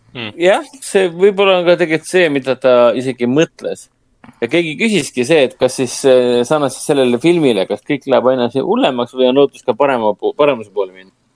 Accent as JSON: {"language": "Estonian", "country": "Estonia", "said": "meie kui eestlased"}